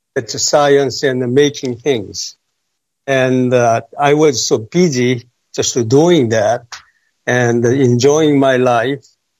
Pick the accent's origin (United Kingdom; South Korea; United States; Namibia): South Korea; moved away; I was born in South Korea, not North Korea.